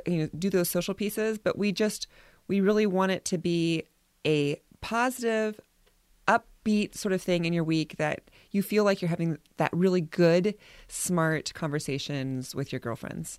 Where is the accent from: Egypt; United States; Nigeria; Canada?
United States; we are a people, especially Americans and maybe all Westerners